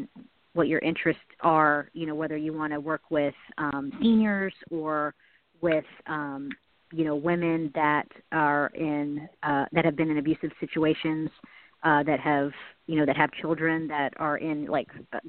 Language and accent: English; Charleston, South Carolina, United States; also born or lived in Los Angeles / New York; now in Nashville, United States; I'm from South Carolina, from Charleston, South Carolina.